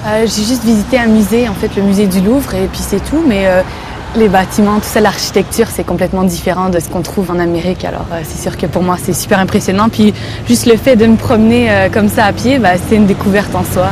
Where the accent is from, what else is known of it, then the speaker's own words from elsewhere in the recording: Quebec, Canada; moved away as an adult; now in Paris, France; j'ai 26 ans, je viens du Québec.